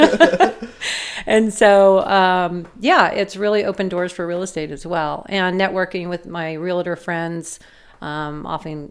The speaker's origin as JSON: {"language": "English", "town": "San Diego", "region": "California", "country": "United States", "tie": "born or raised there", "said": "I grew up in partly in Ocean Beach"}